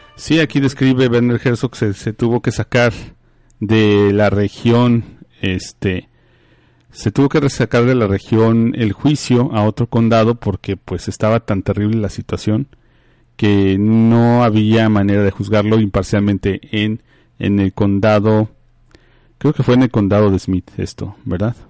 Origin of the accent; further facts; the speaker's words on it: Mexico; also born or lived in East Texas; now in Texas, United States; Nosotros, aunque vivimos en Texas, somos mexicanos, muchos vivimos, venimos desde México a habitar estos lugares